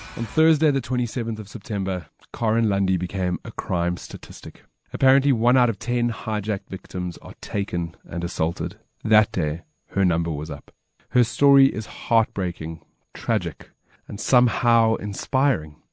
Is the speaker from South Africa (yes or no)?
yes; Alberton, Gauteng, South Africa; Grew up in Alberton, so I know the Union well.